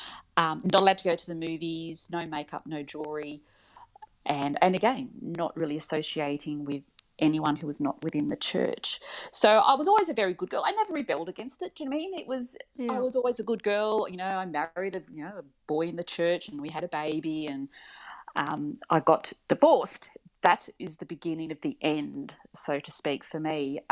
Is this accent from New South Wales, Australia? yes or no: yes; Wagga Wagga, New South Wales, Australia; also born or lived in Perth; my parents divorced when I was 5. We moved back to Wagga, which is central New South Wales.